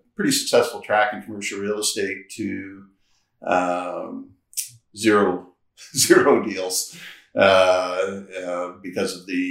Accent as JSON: {"language": "English", "town": "Chemainus", "region": "British Columbia", "country": "Canada", "tie": "born or raised there", "lives_now": "Vancouver, Canada", "said": "I grew up on Vancouver Island in a little town called Chemainus, which is on the east coast of Vancouver Island."}